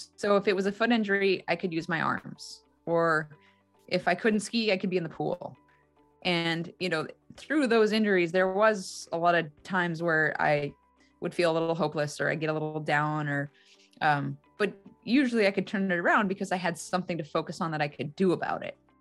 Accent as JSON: {"language": "English", "region": "Alaska", "country": "United States", "tie": "born or raised there", "also_born_or_lived": "Salt Lake City, Utah", "said": "Growing up in Alaska was an incredibly unique experience"}